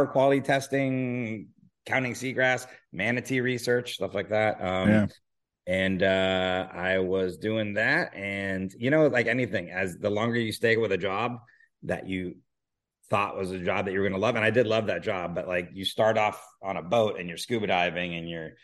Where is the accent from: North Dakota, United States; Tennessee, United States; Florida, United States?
Florida, United States; Miami; moved away as an adult; now in Los Angeles, United States; I grew up in Miami, and I grew up on the water